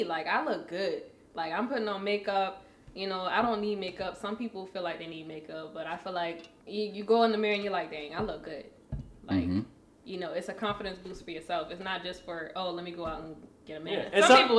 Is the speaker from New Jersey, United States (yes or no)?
no; Charleston, South Carolina, United States; Charleston, South Carolina.